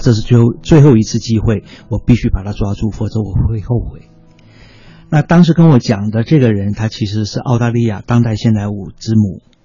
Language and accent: Chinese; China; also born or lived in Cambodia / Taiwan; 我的大学中学大学教育是在中国完成的。啊，我， 我是在节目在出生， 啊，文革期间就回到中国，然后在中国完成我的中学跟大学教育，我的本科是历史系